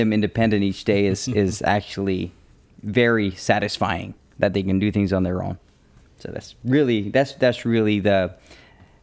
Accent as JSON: {"language": "English", "region": "England", "country": "United Kingdom", "tie": "born or raised there", "moved": "yes", "said": "I was born in England"}